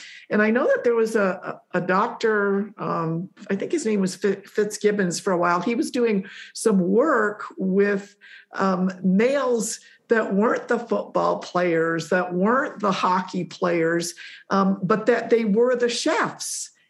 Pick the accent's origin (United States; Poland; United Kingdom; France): Poland; born there; Again, I was born in Poland, raised by two Polish parents.